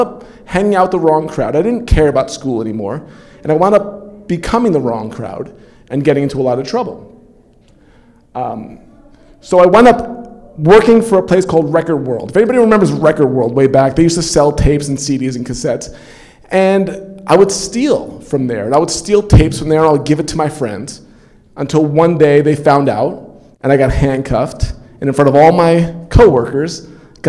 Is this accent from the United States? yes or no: yes; New York, United States; I come from New York